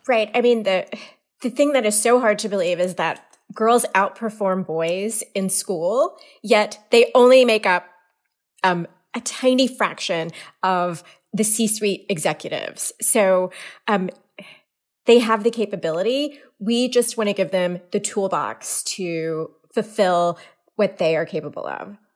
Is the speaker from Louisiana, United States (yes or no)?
yes; Louisiana, United States; moved away as an adult; also born or lived in Houston, Texas / Cincinnati, Ohio / Charlotte, North Carolina / Oakland, California; now in Orinda, United States; I'm actually originally from Louisiana